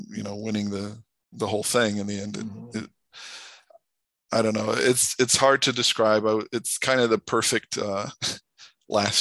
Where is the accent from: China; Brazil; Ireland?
Brazil; moved away as an adult; also born or lived in United States; I grew up in Brazil, but I went to college in the U.S.